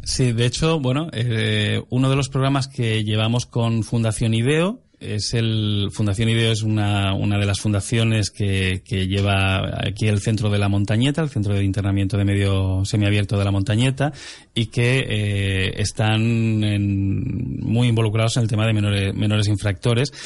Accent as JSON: {"language": "Spanish", "area": "the Peninsula", "region": "mainland Spain", "country": "Spain", "moved": "yes", "lives_now": "Canary Islands, Spain", "said": "nosotros en la península"}